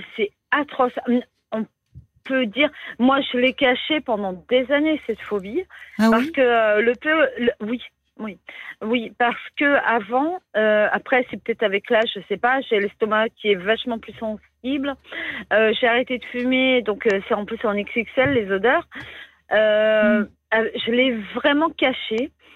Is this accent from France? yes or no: yes; Brittany, France; je suis bretonne